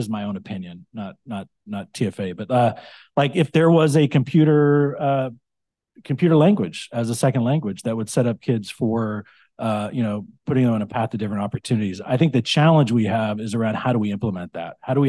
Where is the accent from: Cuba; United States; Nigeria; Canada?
United States; California; I grew up in the Central Valley. I grew up in a small town in the Central Valley.